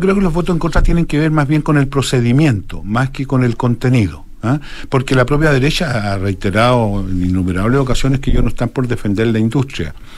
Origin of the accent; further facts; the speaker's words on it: Chile; yo soy más chileno